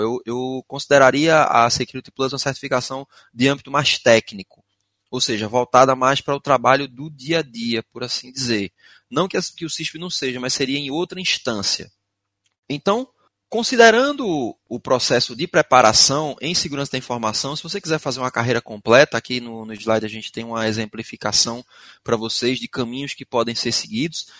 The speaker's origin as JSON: {"language": "Portuguese", "town": "Recife", "region": "Pernambuco", "country": "Brazil", "accent": "arrastado", "first_language": "Portuguese", "said": "eu sou de Recife, moro em Recife, Pernambuco. Por isso, alguns de vocês devem até estranhar o meu sotaque, é arrastado mesmo"}